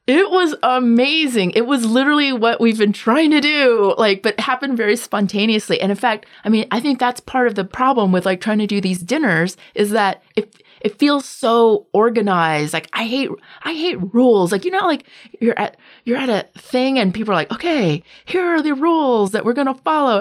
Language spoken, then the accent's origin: English; the South, United States; I grew up as a half Asian, half white kid in a southern suburb